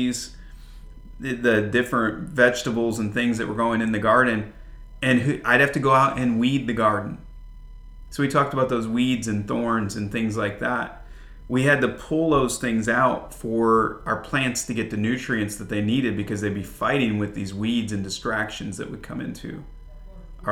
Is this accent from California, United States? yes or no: no; Flint, Michigan, United States; moved away; I grew up, even though I was in a suburb of Flint, Michigan, there were still a lot of farms and a lot of farmland.